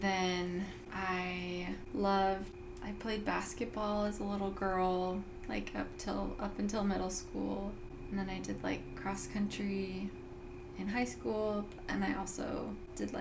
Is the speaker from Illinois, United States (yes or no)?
no; Burbank, California, United States; also born or lived in Payson, Utah; we lived with my dad's parents in Burbank, California. And that's where my parents ended up finding a house to rent. And then eventually they bought the house. And so that's where I grew up my whole life